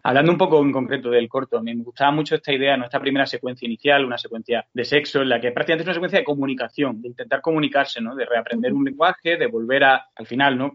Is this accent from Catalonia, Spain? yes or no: no; Andalusia, Spain; Yo también como andaluz